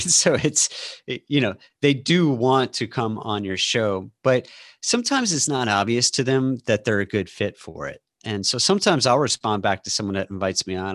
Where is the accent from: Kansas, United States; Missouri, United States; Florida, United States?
Missouri, United States; St. Louis; also born or lived in Austin, Texas; now in Seattle, United States; I live outside of Seattle now, um, but I grew up in St. Louis and lived in Austin for 20 years